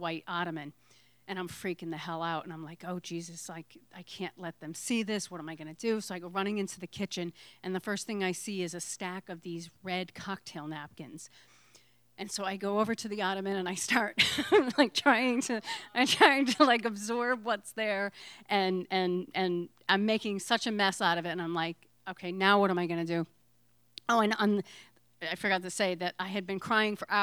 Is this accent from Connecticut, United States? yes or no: yes; Connecticut, United States; now in Provincetown, United States; I'm from Connecticut